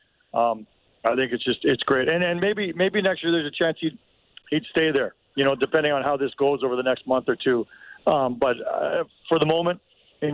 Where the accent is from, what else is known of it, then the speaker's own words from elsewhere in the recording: Toronto, Ontario, Canada; moved away; I'm from Toronto originally.